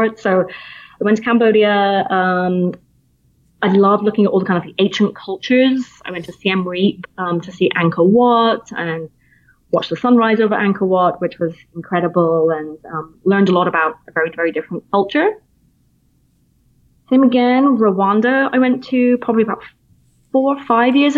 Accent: Plymouth, South West England, United Kingdom; accent: British; moved away as an adult; now in United States; I'm from Plymouth originally, which is in the southwest coastline

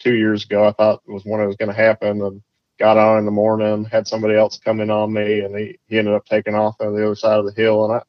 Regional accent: Massachusetts, United States; moved away as an adult; also born or lived in Maine / South Georgia / Florida; now in Arkansas, United States; I grew up in Massachusetts on the coast

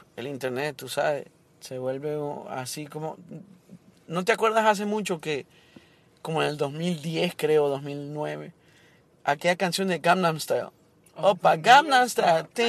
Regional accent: Honduras; now in Miami, United States

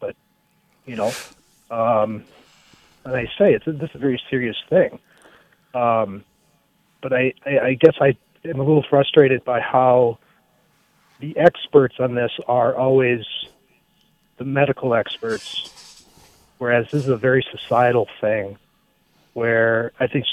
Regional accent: northwestern Minnesota, United States; I was born and raised on a farm in northwestern Minnesota.

